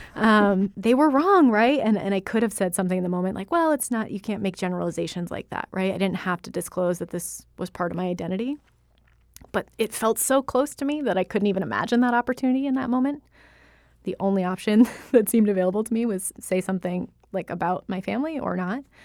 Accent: United States; I was born in the United States

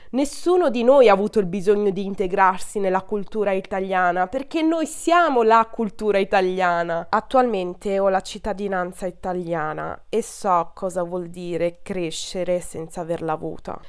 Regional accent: Italy; Ho origini albanesi da entrambi i miei genitori, ma sono nata e cresciuta in Italia

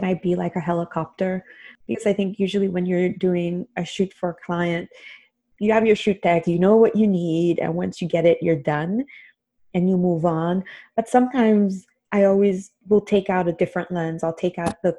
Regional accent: Haiti; now in United States; I grew up in Haiti.

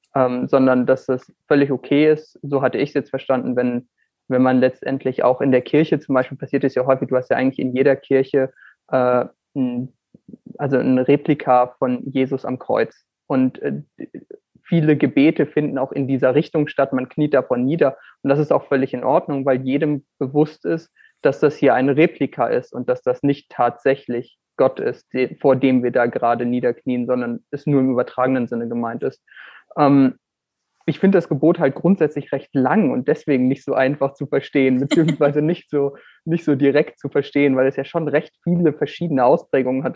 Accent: Northern Germany, Germany; Moin, wie man in meiner Heimat sagen würde

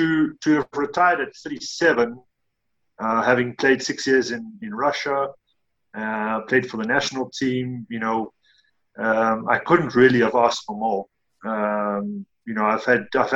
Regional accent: Fish Hoek, Western Cape, South Africa; growing up in Fishhook, we had a very well-established amateur club

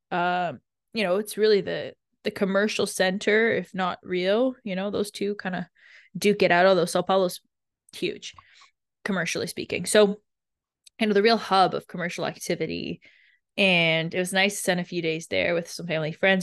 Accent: Canada; I grew up in Canada

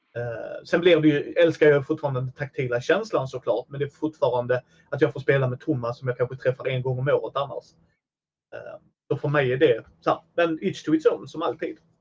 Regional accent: Helsingborg, Skåne, Sweden; Jag är från Helsingborg

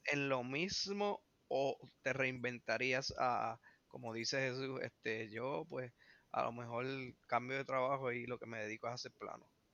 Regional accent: Puerto Rico; nosotros somos boricuas

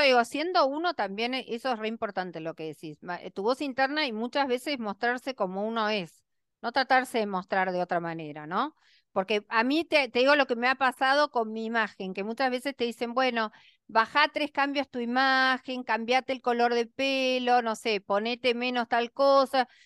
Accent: Argentina; yo en Miami o en cualquier lugar del mundo me siento muy feliz porque soy como menos observada quizás que en mi país, este, y es una imagen más aceptada. Acá en Argentina

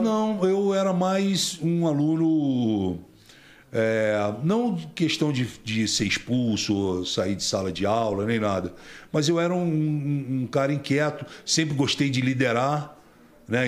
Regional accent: Rio de Janeiro, Brazil; also born or lived in Tijuca / Copacabana / Grajaú; Eu nasci na Tijuca, fui criado em Vila Isabel, Grajaú, Meia. Depois que meus pais se separaram, eu fui criado é, em Vila Isabel e fui criado em Copacabana

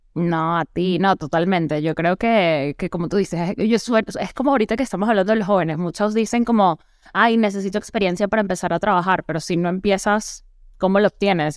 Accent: Venezuela; now in Mexico; soy venezolana

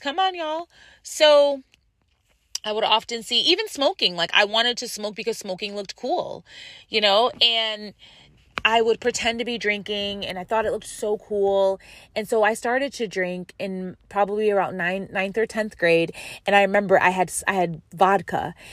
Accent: Western New York, United States; also born or lived in San Diego; now in California, United States; I am from Western New York

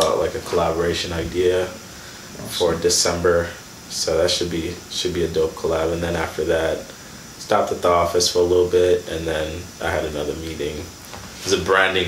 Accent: Kenya; moved away; also born or lived in Sudan; I was born in Sudan, raised in Kenya

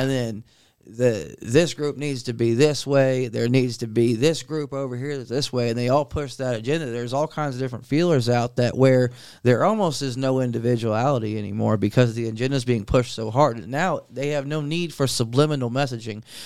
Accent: Centerville, United States; the guys that I grew up with in Centerville

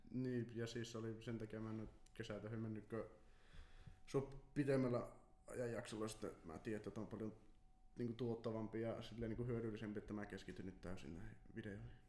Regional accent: Kempele, North Ostrobothnia, Finland; mä oon Kempeleestä, se on Oulun vieressä

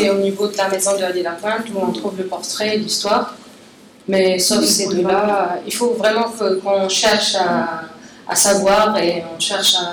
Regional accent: Algeria; en tant qu'Algérienne

